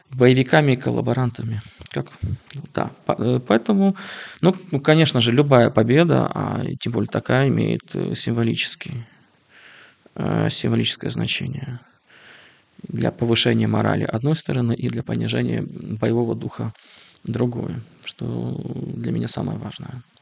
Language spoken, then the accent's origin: Russian; Kyiv, Ukraine; так я полонист, имя польские корни, те сам киевлянин